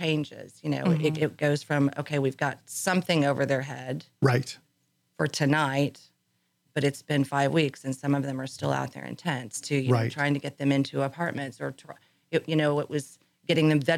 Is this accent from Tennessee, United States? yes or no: no; Indiana, United States; now in Montgomery County, United States; I'm originally from Indiana